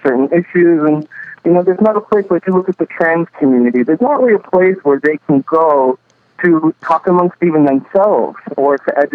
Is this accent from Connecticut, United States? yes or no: no; Nebraska, United States; some kid like me growing up in Nebraska